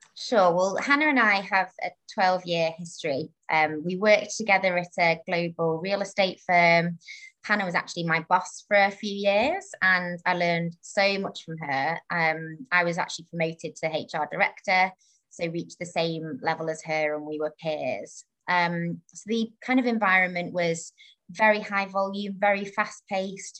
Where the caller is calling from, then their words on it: Harrow, London, United Kingdom; I'm calling from Harrow, um, Harrow in the UK